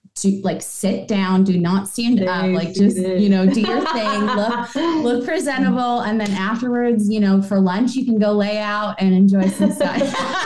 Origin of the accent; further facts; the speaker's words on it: Buffalo, New York, United States; I'm from Buffalo, so